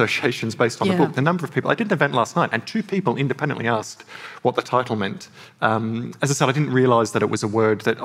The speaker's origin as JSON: {"language": "English", "town": "Coonabarabran", "region": "New South Wales", "country": "Australia", "tie": "born or raised there", "said": "I grew up in Coonabarabran in New South Wales."}